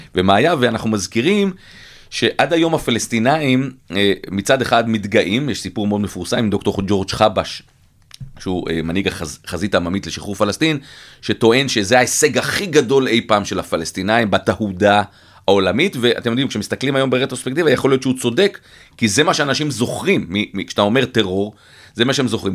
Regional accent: Israel; אנחנו בתור ישראלים

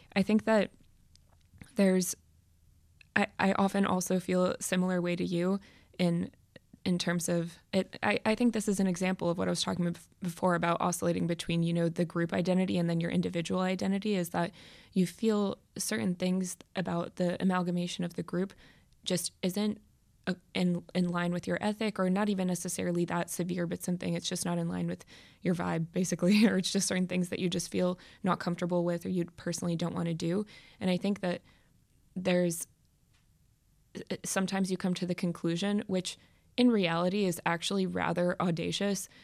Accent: United States; growing up in America, which is predominantly a Christian country

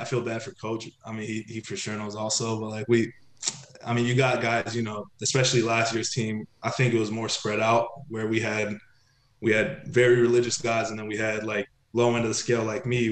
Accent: Dallas, Texas, United States; moved away as an adult; also born or lived in Tel Aviv, Israel; now in Akko, Israel; I'm Israeli, you know, I was born in Tel Aviv, but, you know, growing up outside of Dallas

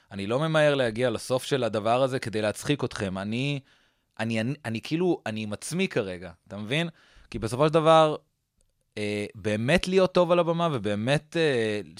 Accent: Newton, Massachusetts, United States; גדלתי בניוטון, מסצ'וסטס. אוקיי. שזה פרברי בוסטון כזה, עיר...

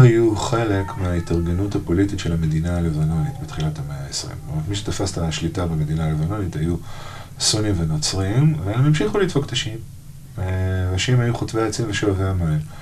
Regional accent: Israel; לנו כישראלים

